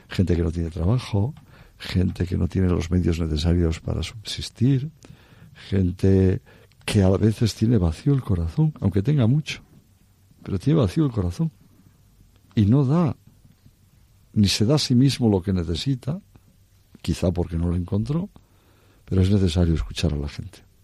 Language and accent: Spanish; Cantabria, Spain; moved away as an adult; also born or lived in Oviedo; now in Madrid, Spain; desde la bien aparecida en esa vocación de mi tierra